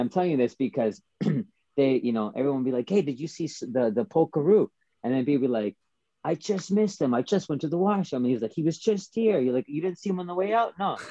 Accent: Calgary, Alberta, Canada; originally, I started breaking in Calgary

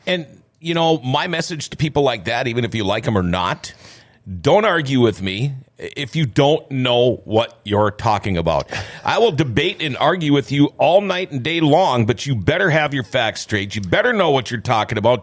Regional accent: Minnesota, United States; moved away; I love Minnesota. It's my home state, born and raised

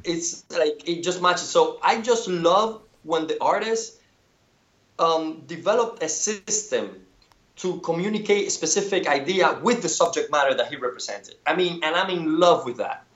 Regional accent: Cuba; born or raised there; moved away

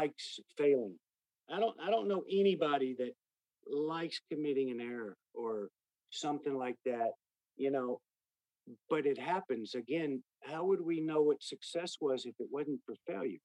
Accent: Austin, Texas, United States; I grew up in Westlake, in Austin here

